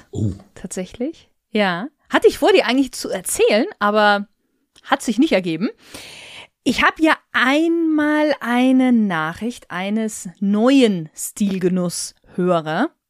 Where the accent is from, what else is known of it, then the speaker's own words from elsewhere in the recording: Bavaria, Germany; accent: Lower Bavarian; Ich bin ja eigentlich aus dem Niederbayerischen heraus. Jetzt hört man das bei mir ja fast gar nicht, würde ich behaupten. Aber das hinten das T weglassen oder so die Endungen nicht ganz auszusprechen, kommt tatsächlich in so ein bisschen aus dem Niederbayerischen.